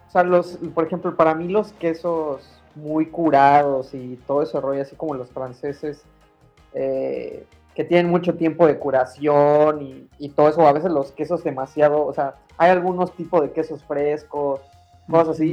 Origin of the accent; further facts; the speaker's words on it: Mexico; moved away; soy mexicano